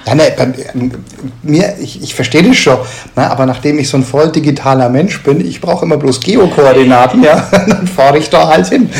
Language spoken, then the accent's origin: German; Nuremberg, Bavaria, Germany; ich komme ja aus Nürnberg ursprünglich